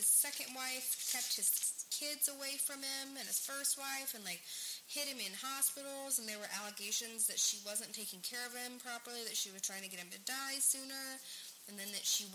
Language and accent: English; Virginia, United States; moved away; I'm from Virginia.